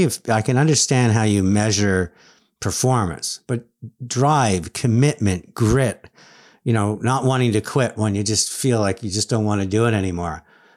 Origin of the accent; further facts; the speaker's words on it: Canada; being Canadian